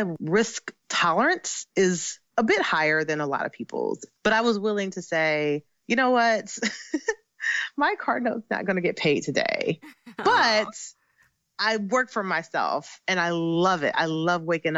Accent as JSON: {"language": "English", "region": "Ohio", "country": "United States", "also_born_or_lived": "Michigan", "moved": "as an adult", "said": "I'm originally from Ohio. So I was moved to Michigan"}